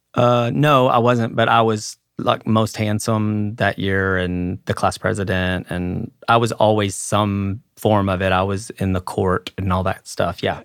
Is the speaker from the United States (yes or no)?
yes; Mineral Wells, Texas, United States; my hometown of Mineral Wells, Texas